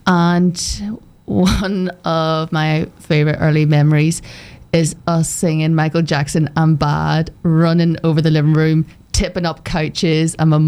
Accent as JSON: {"language": "English", "country": "Ireland", "said": "You know, me being Irish and all, if you haven't worked that out."}